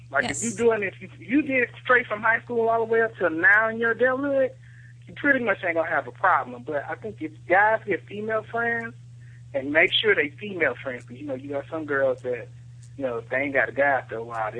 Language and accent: English; Detroit, Michigan, United States